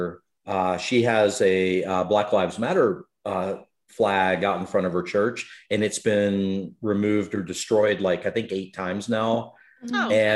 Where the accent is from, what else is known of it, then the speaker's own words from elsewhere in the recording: near Memphis, Tennessee, United States; I grew up near Memphis